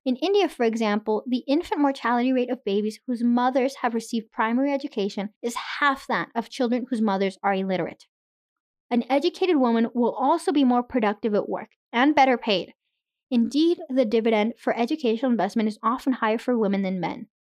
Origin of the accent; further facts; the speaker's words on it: Irapuato, Guanajuato, Mexico; now in Canada; I was born in Mexico